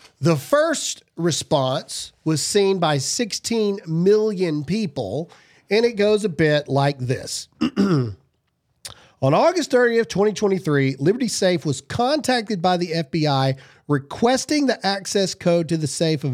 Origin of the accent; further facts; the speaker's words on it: Mississippi, United States; I'm a redneck from Mississippi.